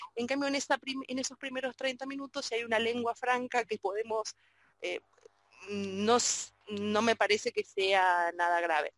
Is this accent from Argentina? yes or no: yes; Argentina; yo también soy argentina